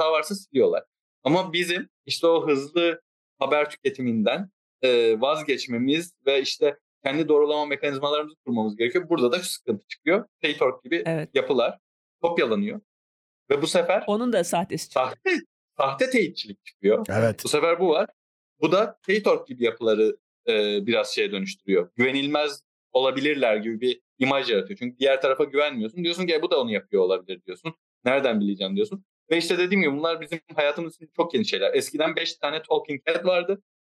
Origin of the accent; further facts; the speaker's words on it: Istanbul, Turkey; E, ben İstanbul'da doğdum büyüdüm ama e, bir ara Kocaeli'ne gittim.